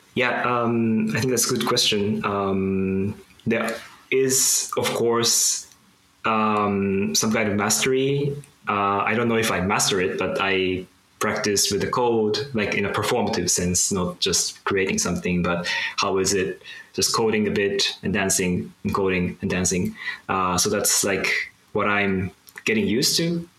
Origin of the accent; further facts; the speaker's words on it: Japan; I'm from Japan